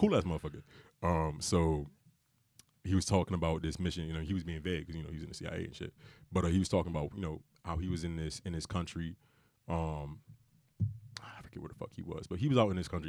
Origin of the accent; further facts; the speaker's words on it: Bridgeport, Connecticut, United States; I'm from Bridgeport, you know, I'm not from money